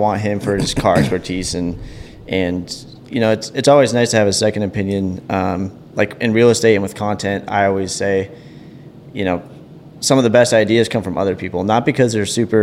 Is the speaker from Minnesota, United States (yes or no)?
yes; St. Cloud, Minnesota, United States; I grew up in St. Cloud